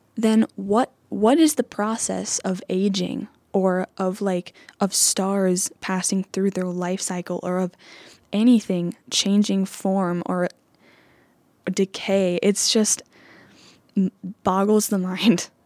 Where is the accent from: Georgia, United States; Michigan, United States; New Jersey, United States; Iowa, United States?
Iowa, United States; Anamosa; also born or lived in Davenport, Iowa; I'm from Anamosa, Iowa, which is just a short drive away, about an hour and a half